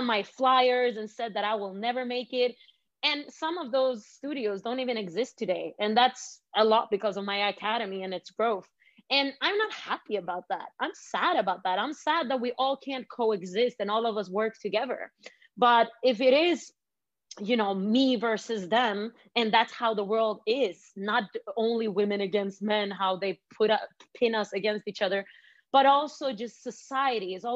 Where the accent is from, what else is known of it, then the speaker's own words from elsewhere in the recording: Malmö, Skåne, Sweden; also born or lived in Svedala, Sweden; even though I was born and raised in Sweden, I had a family that had a background in Iran